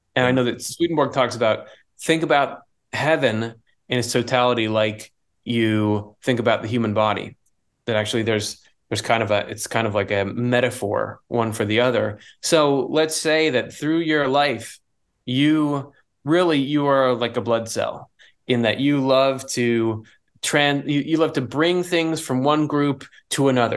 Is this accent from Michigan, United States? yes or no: yes; Michigan, United States; I was born in Michigan